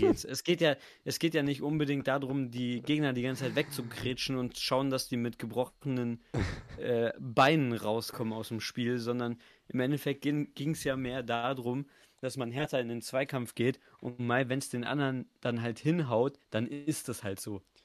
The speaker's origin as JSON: {"language": "German", "region": "Bavaria", "country": "Germany", "tie": "born or raised there", "said": "bin ja in Bayern und ich bin ja auch in Bayern geboren."}